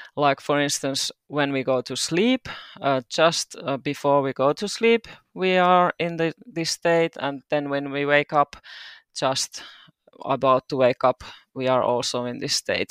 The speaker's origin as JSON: {"language": "English", "town": "Turku", "region": "Southwest Finland", "country": "Finland", "tie": "born or raised there", "moved": "as an adult", "lives_now": "Seinäjoki, Finland", "said": "I'm originally from Turku. I mo, uh, lived there twenty-two years"}